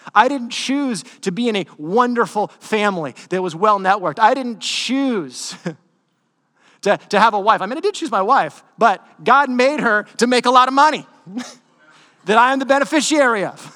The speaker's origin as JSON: {"language": "English", "country": "United States"}